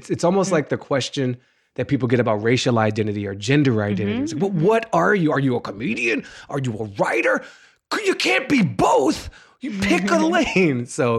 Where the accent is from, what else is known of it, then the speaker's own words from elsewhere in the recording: Washington, District of Columbia, United States; also born or lived in Maryland; In Washington, D.C. I grew up in Washington, D.C. I'm a native Washingtonian, and I lived there basically till I was 18. We moved from D.C. to Maryland when I was 12, but I still was going to school in D.C.